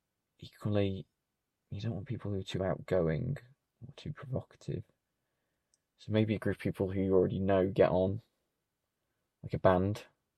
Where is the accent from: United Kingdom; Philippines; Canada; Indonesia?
United Kingdom; Sheffield, Yorkshire and the Humber; I'm from Sheffield. Hello, Sheffield. Good to know you're listening, finally. After 33 years.